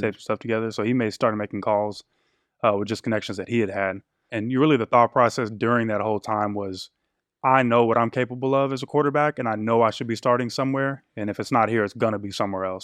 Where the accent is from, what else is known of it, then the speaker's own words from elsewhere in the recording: Killeen, Texas, United States; I was born out in West Texas, moved, what I call my hometown is Killeen, Texas